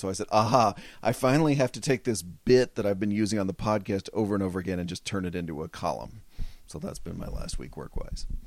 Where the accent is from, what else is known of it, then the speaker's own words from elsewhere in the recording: Fort Worth, Texas, United States; moved away; Spent my whole life there, uh, my whole childhood there